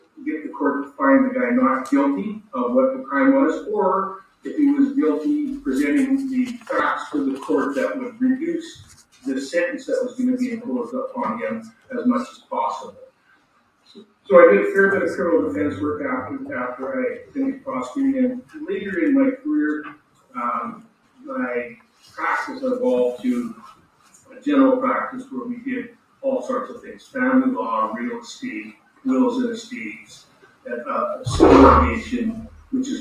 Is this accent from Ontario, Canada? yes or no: no; Biggar, Saskatchewan, Canada; I grew up in Bigger, Saskatchewan, which is a small town